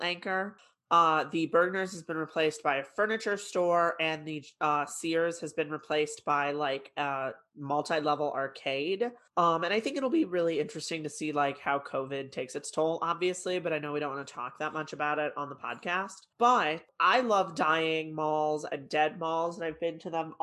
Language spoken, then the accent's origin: English; the Midwest, Illinois, United States; we're from the Midwest